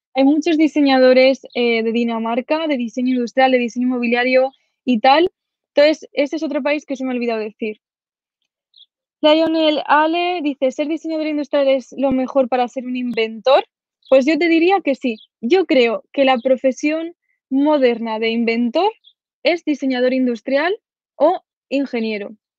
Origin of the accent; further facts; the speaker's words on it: a village in Zaragoza province, Aragon, Spain; also born or lived in Sweden; Ahora estoy en mi pueblo, este que os comento de 2.000 habitantes de, Zaragoza.